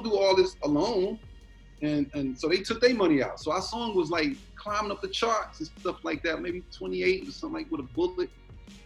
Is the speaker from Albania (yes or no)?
no; Boston, Massachusetts, United States; I grew up in Boston